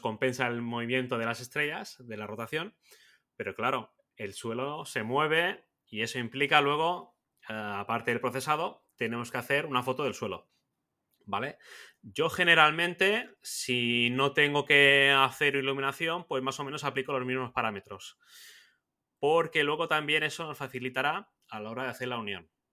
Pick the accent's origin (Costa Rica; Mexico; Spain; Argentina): Spain; Mallorca, Balearic Islands; yo soy un fotógrafo mallorquín